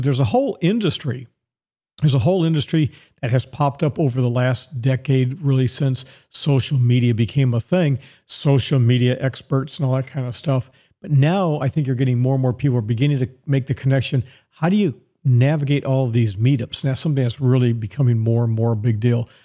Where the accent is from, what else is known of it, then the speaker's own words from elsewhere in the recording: Dallas, Texas, United States; moved away; also born or lived in Tampa, Florida; My hometown is Dallas, Texas